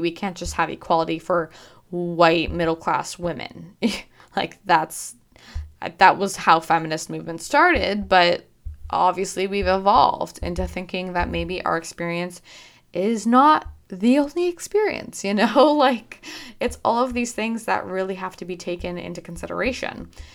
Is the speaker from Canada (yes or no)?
yes; Canada; also born or lived in Michigan, United States; I was born in Michigan and then I moved to Canada when I was six or seven, um, but my parents are fully Canadian.